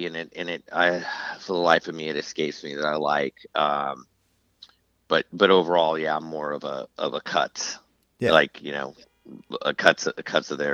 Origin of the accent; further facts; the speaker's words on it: Southern California, United States; growing up in Southern California